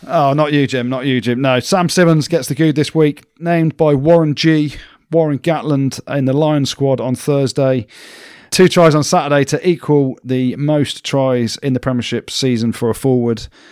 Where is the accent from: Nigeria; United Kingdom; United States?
United Kingdom; England; I'm English